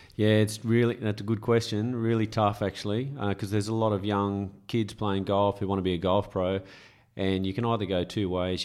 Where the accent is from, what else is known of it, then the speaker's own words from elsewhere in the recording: Camden, New South Wales, Australia; moved away; also born or lived in Caringbah; Grew up in originally in Carringbar, but the golf started in Camden